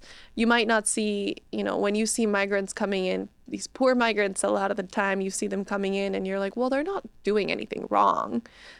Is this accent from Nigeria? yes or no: no; Bolivia; moved away as an adult; now in United States; Yeah, I was raised in Bolivia. I went to, you know, high school in Bolivia, but I was like, I really want to go to college in the U.S. one day.